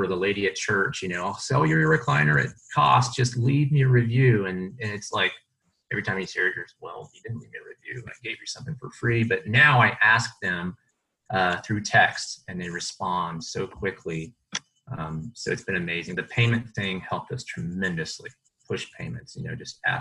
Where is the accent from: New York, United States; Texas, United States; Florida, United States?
Texas, United States; Austin; born and raised in Austin